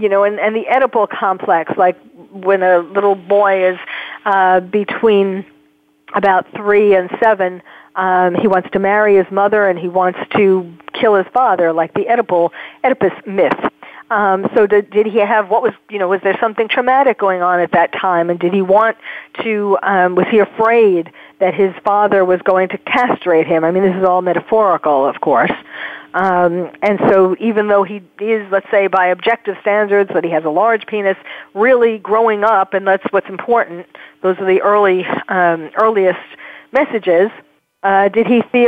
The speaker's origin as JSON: {"language": "English", "region": "New York", "country": "United States", "tie": "born or raised there", "said": "I'm from New York, and I know, born and raised in New York"}